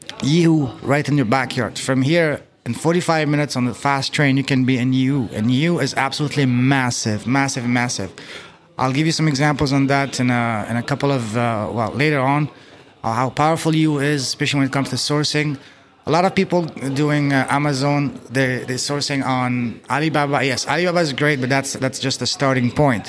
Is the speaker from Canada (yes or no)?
yes; Canada; moved away as an adult; now in China; I'm from Canada, and I've been in China for 2 years.